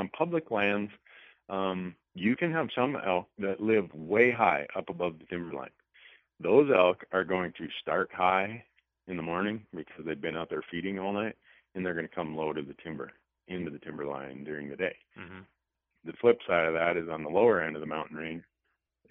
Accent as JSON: {"language": "English", "region": "Midwest", "country": "United States", "tie": "born or raised there", "moved": "yes", "said": "I grew up in the Midwest"}